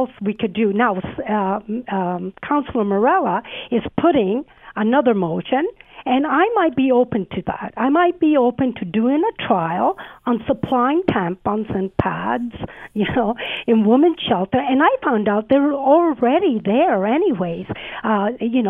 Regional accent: Sicily, Italy; moved away; I was born in Sicily, and I don't come from a privileged background. My parents immigrated

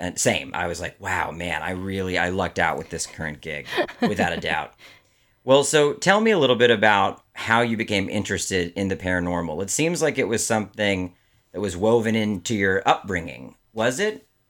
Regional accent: Maryland, United States; I grew up in Maryland, outside of D C

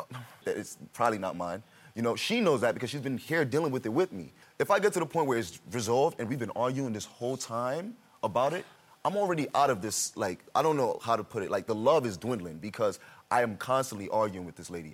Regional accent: New York, United States; moved away as an adult; also born or lived in Miami; I'm originally from New York, so um, I moved to Miami

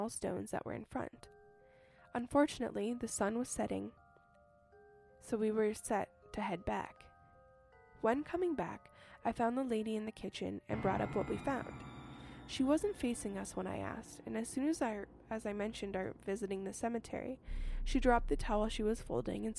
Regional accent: Texas, United States; I'm from Texas

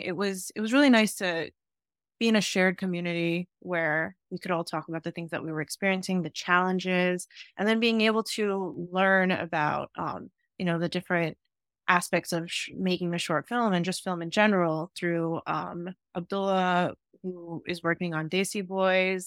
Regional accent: New York City, New York, United States; I grew up in Staten Island

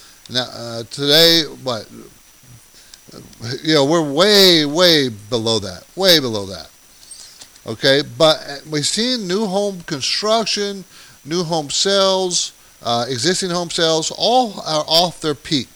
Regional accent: San Diego, California, United States; also born or lived in New York City; I grew up in San Diego

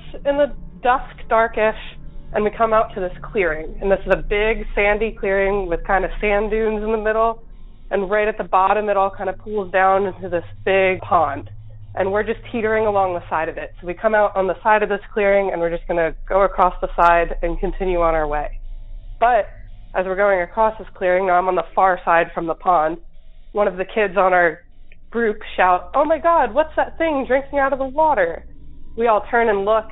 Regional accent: New Jersey, United States; I'm from South Jersey

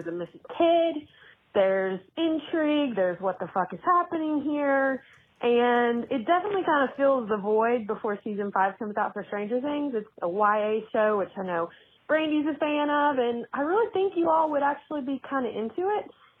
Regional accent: Knoxville, Tennessee, United States; from Knoxville, Tennessee.

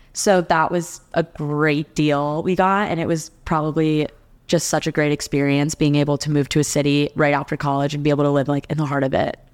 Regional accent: New Jersey, United States; moved away as an adult; also born or lived in Alabama; now in Nashville, United States; I'm from New Jersey

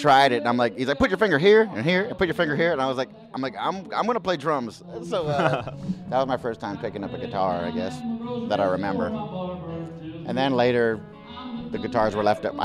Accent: Montreal, Quebec, Canada; born and raised in Montreal.

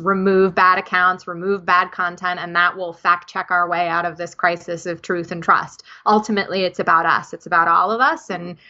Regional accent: New Jersey, United States; accent: New Jersey; also born or lived in Russia; that just makes me sound like I'm from New Jersey, which I am.

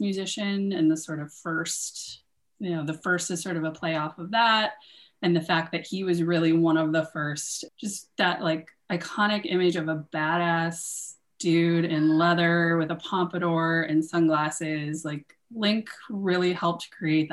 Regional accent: Minnesota, United States; I'm from Minnesota

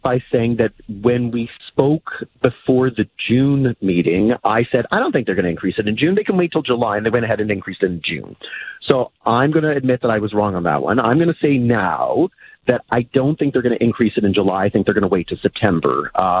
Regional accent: Canada; It's the nature of being Canadian with our geography

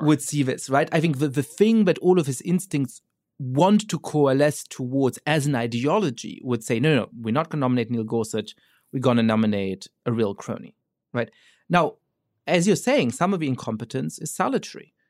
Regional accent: Germany; moved away as an adult; now in United States; I grew up Jewish in Germany

